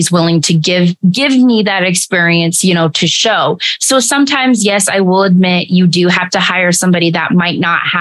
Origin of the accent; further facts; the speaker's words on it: Tacoma, Washington, United States; I grew up in Tacoma. So I grew up in Tacoma